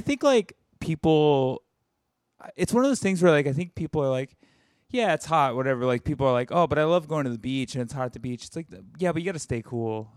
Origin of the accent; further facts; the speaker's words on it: the South, United States; now in New York, United States; I'm from the South